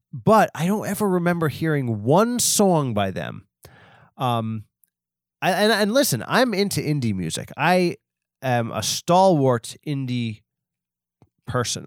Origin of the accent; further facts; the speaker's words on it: Long Island, New York, United States; I'm from Long Island